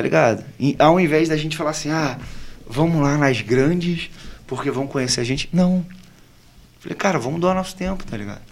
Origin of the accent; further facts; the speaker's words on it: Angra dos Reis, Rio de Janeiro, Brazil; moved away as an adult; also born or lived in Barra; Quando eu vim para cá, eu vim de Angra. Eu sou angrense